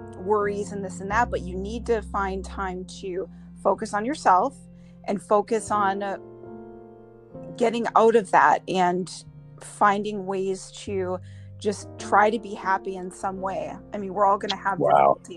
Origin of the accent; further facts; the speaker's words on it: Minnesota, United States; moved away as an adult; now in California, United States; Joe and I moved here 6 years ago from Minnesota